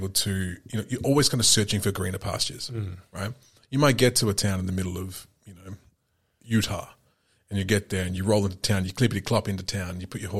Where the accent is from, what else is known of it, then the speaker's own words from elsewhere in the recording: New Zealand; I came here from New Zealand.